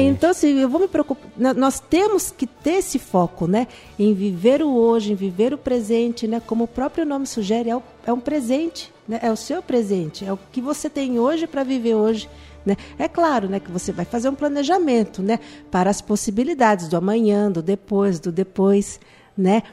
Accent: Itapetininga, São Paulo, Brazil; Nós somos de Tapetininga

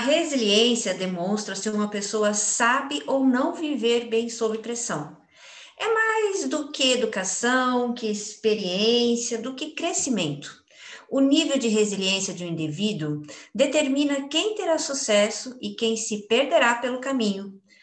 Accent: Brazil; como uma boa brasileira

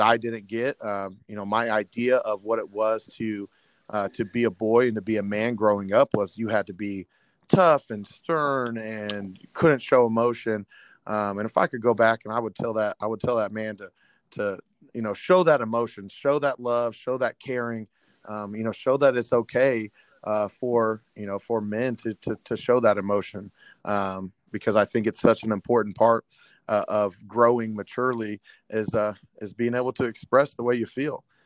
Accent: Terre Haute, Indiana, United States; I was born and raised in Terre Haute

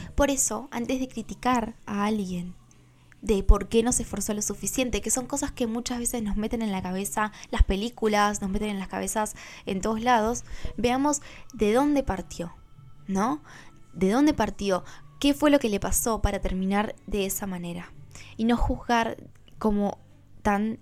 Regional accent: Argentina; yo nací en Argentina

